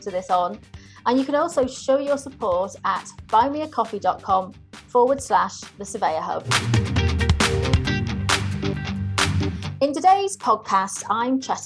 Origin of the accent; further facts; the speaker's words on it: North Wales, United Kingdom; moved away as an adult; I grew up in North Wales